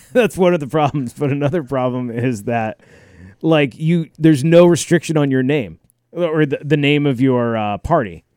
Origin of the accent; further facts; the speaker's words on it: United States; I'm an American